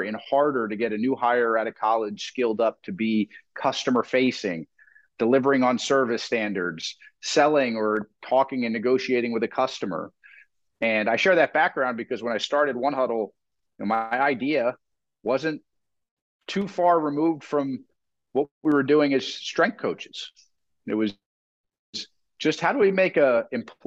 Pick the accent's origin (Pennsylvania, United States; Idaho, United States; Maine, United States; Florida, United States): Florida, United States; South; now in New Jersey, United States; I'm from South Florida. I moved to New Jersey for the weather